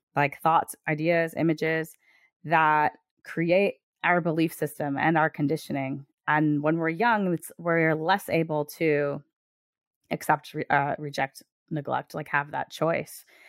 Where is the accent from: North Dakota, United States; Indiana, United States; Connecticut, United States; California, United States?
Connecticut, United States; I'm from Connecticut.